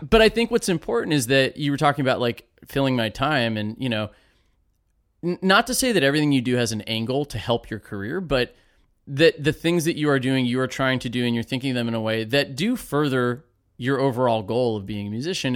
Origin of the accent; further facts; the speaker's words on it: Safety Harbor, Florida, United States; I grew up in Safety Harbor also.